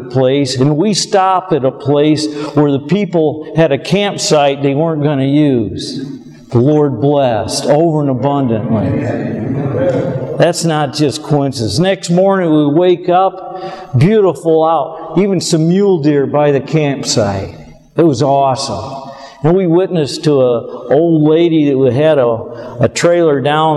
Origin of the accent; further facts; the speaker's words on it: Michigan, United States; an old country hick here from Michigan